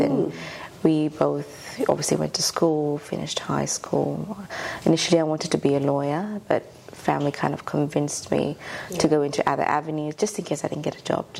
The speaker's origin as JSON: {"language": "English", "country": "Ethiopia", "moved": "yes", "lives_now": "Australia", "said": "I'm from Ethiopia. Also Ethiopian Eritrean. My mum's Eritrean and my father's Ethiopian."}